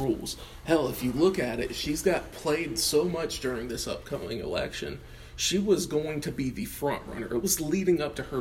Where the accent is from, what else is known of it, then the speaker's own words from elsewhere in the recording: United States; we're all American.